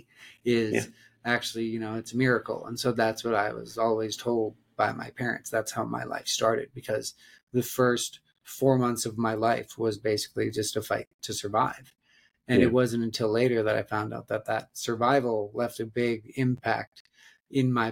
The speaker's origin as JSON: {"language": "English", "region": "Black Hills of South Dakota", "country": "United States", "tie": "born or raised there", "said": "I grew up in the Black Hills of South Dakota"}